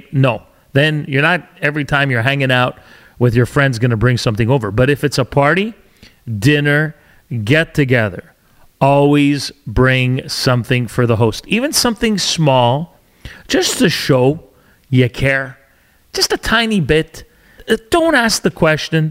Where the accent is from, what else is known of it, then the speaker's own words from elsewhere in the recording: Canada; also born or lived in Alberta / Ontario / British Columbia; I'm a Canadian born to Italian parents